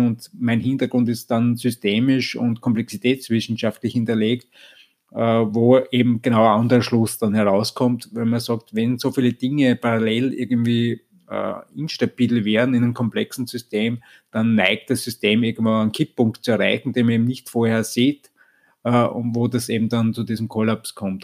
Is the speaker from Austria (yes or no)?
yes; Vienna, Austria; ich komme grundsätzlich aus Österreich, aus Wien